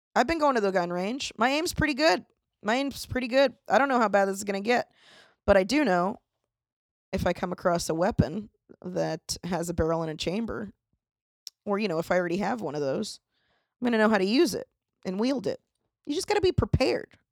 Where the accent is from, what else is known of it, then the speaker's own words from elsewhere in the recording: Florida, United States; I'm from Florida